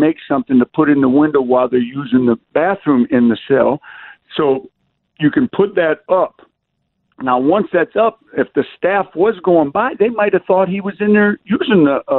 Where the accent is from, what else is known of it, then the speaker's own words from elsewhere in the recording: Detroit, Michigan, United States; I've seen guys sitting in prison cells in Wayne County Jail in Detroit. I'm from Detroit.